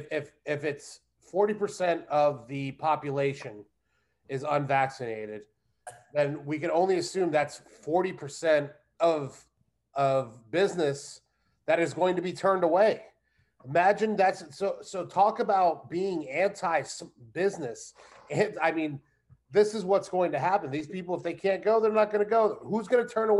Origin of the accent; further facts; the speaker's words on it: Florida, United States; also born or lived in New York; I was born in New York, but I was moved to Florida when I was six